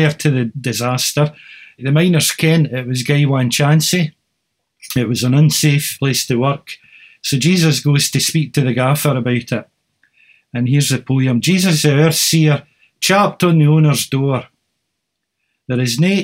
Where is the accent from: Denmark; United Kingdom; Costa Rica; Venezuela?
United Kingdom; Cowdenbeath, Scotland; I was growing up in Cowdenbeath in the 1960s and you heard Scots all the time in the house